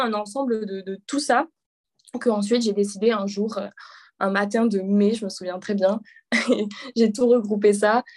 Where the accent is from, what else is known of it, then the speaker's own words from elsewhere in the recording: a small village near Avignon, Provence-Alpes-Côte d'Azur, France; moved away as an adult; also born or lived in Paris; je suis originaire du sud de la France, d'un petit village dans le sud à quelques kilomètres d'Avignon